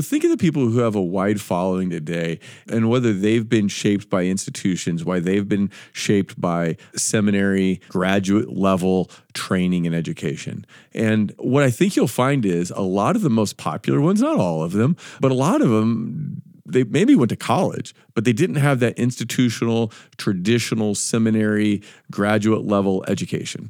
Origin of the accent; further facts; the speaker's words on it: United States; we're American